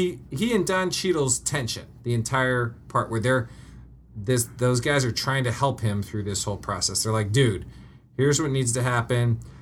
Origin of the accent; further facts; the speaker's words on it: Denver, Colorado, United States; moved away as an adult; because I grew up in Denver